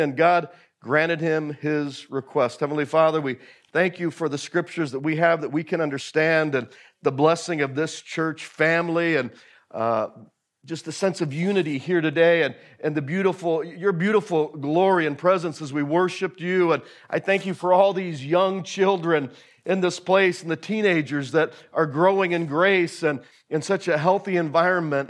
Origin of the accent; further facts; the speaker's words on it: Willow, Alaska, United States; I grew up in Hatcher Pass, past North Star Bible Camp, on an old homestead up there